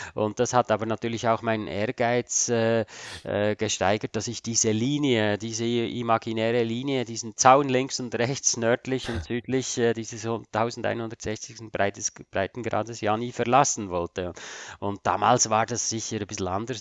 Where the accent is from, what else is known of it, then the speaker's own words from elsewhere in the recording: Switzerland; als Schweizer ist man da halt ein bisschen äh, Bodenständiger vielleicht